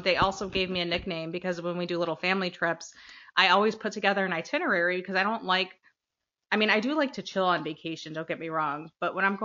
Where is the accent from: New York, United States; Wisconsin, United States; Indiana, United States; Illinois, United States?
Illinois, United States; Chicago; now in Chicago suburbs, United States; I am originally from Chicago, moved to the burbs when I had kids, so Chicago suburbs.